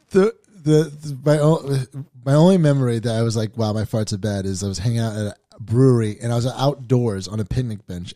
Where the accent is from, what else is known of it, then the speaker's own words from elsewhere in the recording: New York City, New York, United States; I'm from Staten Island